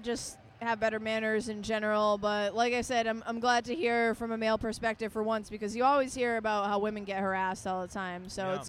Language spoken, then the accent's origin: English; Boston, Massachusetts, United States; moved away; also born or lived in Providence; I'm from Providence, but originally I grew up in Boston